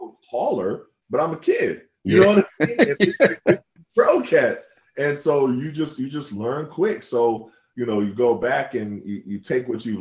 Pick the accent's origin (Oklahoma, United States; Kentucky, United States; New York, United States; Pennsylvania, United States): Oklahoma, United States; Tulsa; born or raised there; moved away; also born or lived in Syracuse